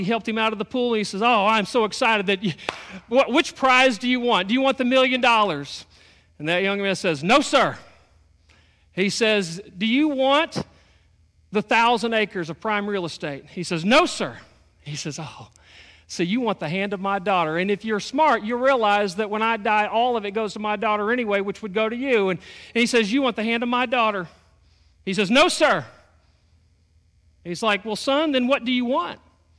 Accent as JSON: {"language": "English", "region": "Texas", "country": "United States", "said": "My wife's originally from Texas. I'm originally from Texas. I've moved around a whole bunch."}